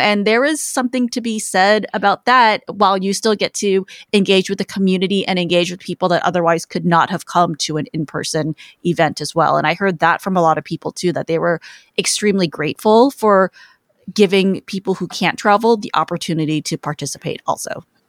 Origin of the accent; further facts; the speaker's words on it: Los Angeles, California, United States; it is my hometown